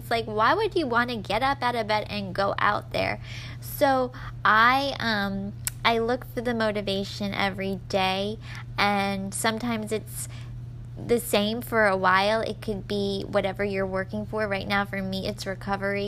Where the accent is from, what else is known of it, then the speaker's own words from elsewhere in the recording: Florida, United States; I'm from Florida